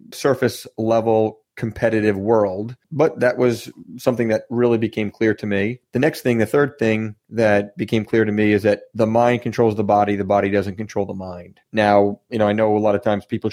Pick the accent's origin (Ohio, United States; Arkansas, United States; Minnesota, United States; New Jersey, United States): New Jersey, United States; I'm from New Jersey